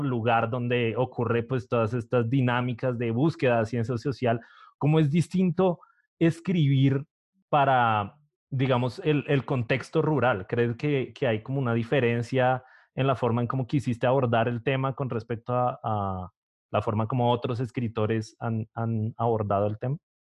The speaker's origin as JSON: {"language": "Spanish", "region": "Bogotá", "country": "Colombia", "said": "soy de Bogotá"}